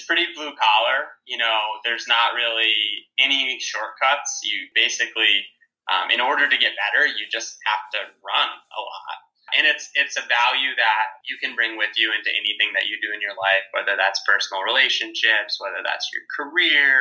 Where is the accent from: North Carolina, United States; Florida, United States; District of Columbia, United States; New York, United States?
New York, United States; New York City; me being a New Yorker